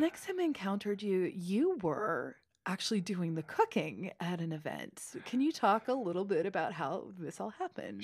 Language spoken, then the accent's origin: English; Kentucky, United States; moved away; I grew up in Kentucky